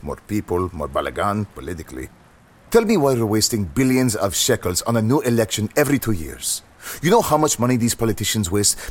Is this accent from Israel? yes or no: yes; Jerusalem, Jerusalem District, Israel; Jerusalem. My whole life.